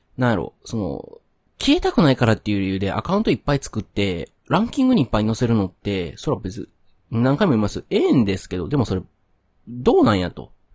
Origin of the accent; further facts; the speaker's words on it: Kyoto, Japan; also born or lived in Nara; now in Kobe, Japan; 生まれも育ちもまあ京都で、まあずっと関西におって